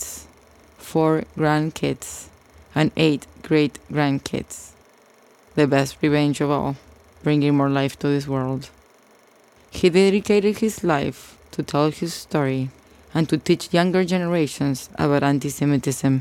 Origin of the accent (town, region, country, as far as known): Argentina; born or raised there; moved away